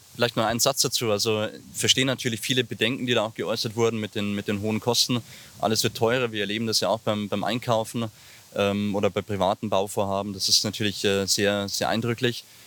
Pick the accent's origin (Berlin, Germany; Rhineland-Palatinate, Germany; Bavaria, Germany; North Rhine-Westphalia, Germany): Bavaria, Germany; Ingolstadt; ich komme aus Gerolfing, bin gebürtiger Ingolstädter, in der Maulklinik geboren und eben in Gerolfing äh, in den Kindergarten gegangen, in die Schule gegangen